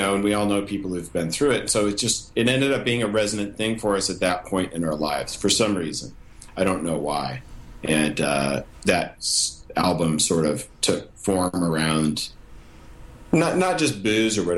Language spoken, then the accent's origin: English; Montana, United States; we grew up in Montana, and the band started in Montana